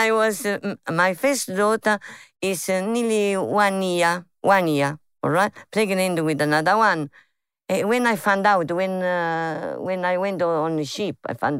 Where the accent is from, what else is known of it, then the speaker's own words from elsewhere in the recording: Guardia Sanframondi, Campania, Italy; English is a second language; moved away; But the name of my village, Guardia San Framundi.